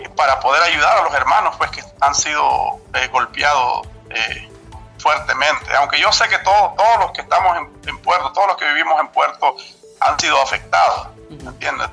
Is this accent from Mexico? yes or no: no; Cabo Gracias a Dios, North Caribbean Coast Autonomous Region, Nicaragua; yo soy de Cabo Gracia, nosotros los de Cabo Gracia eh, eh, tenemos familia al otro lado de Honduras